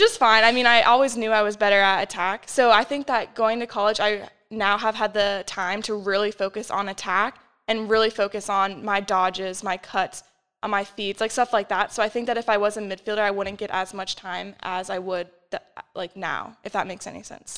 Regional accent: Arlington, Virginia, United States; moved away as an adult; now in York, United States; I'm from Arlington, which is about two hours away, so pretty close.

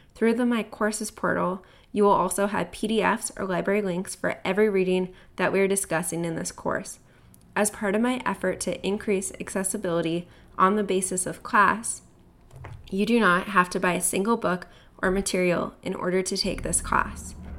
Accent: Southern California, United States; moved away as an adult; also born or lived in Connecticut; now in Canada; I grew up in Southern California between Orange County and L

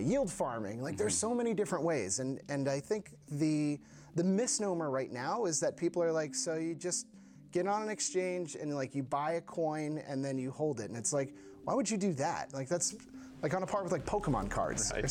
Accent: Washington, District of Columbia, United States; moved away as an adult; now in Copenhagen, Denmark; I'm originally from Washington, D.C., but I've been living here in Copenhagen, Denmark for almost 7 years now.

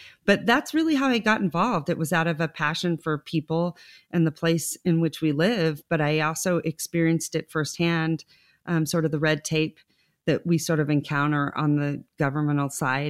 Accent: Reno, Nevada, United States; because I was born and raised here, and you'll laugh at this. When I was growing up, people would say, where are you from? And I'd say Lake Tahoe, Reno.

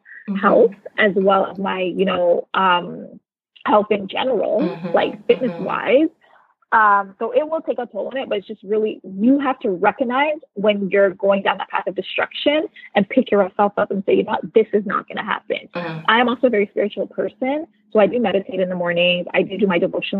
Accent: Canada; moved away as an adult; now in United States; I'm originally Canadian born and I now live in the US.

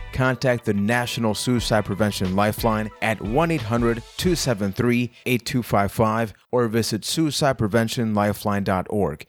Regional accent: San Juan, Puerto Rico; I am from San Juan, Puerto Rico

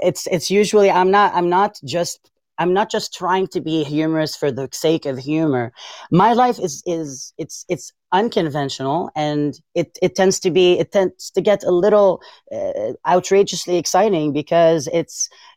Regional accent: Beirut, Beirut Governorate, Lebanon; English is a second language; moved away as an adult; now in United States; born and raised in Beirut. Raised in Beirut.

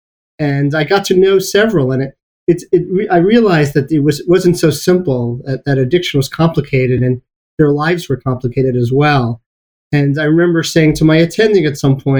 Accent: New York City, New York, United States; moved away; also born or lived in Baltimore, Maryland; I grew up in Brooklyn.

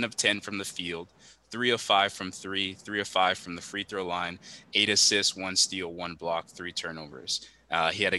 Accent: Miami, Florida, United States; I'm from Miami

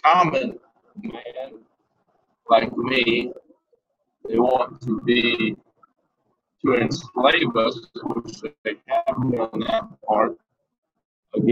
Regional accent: United States; we as the American people

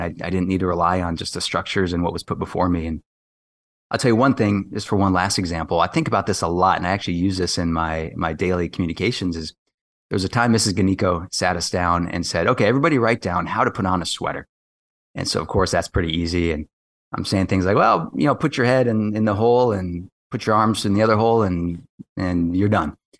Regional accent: Kailua, Hawaii, United States; moved away as an adult; also born or lived in West Coast, United States; now in Washington, D.C., United States; I grew up on the windward side of Oahu in Kailua

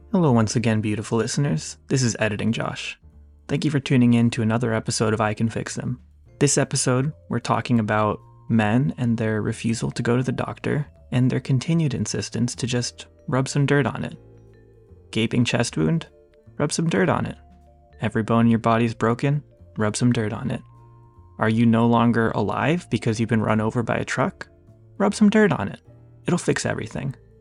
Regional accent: United States; I'm an American.

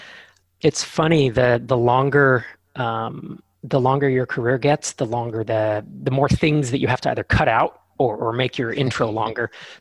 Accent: Bay Area, Silicon Valley, California, United States; I grew up in the Bay Area in the Silicon Valley.

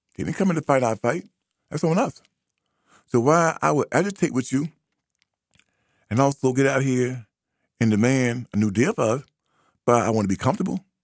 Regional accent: United States; black American

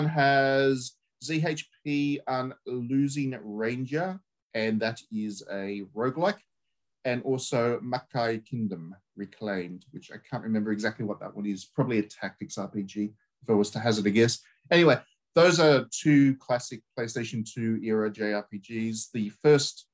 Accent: Australia; we grew up with in Australia

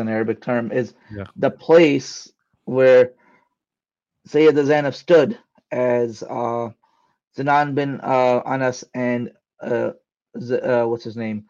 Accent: Bay Area, California, United States; also born or lived in Karachi, Pakistan; Growing up in Bay Area, we would go to the Golden Gate Bridge when people from outside would visit

